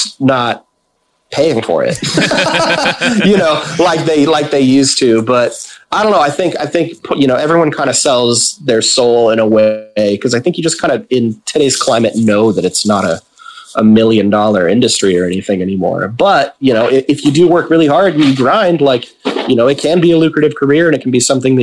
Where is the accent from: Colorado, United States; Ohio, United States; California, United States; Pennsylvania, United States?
California, United States; Vacaville; that came from my hometown